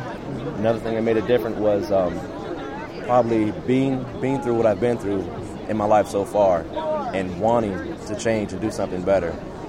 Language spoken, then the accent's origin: English; Ontario, California, United States